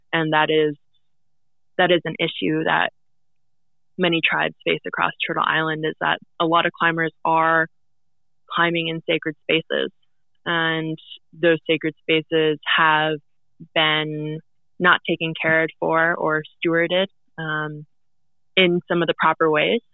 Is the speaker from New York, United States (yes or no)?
no; Fairbanks, Alaska, United States; also born or lived in Anvik, Alaska / South Naknek, Alaska; growing up in Fairbanks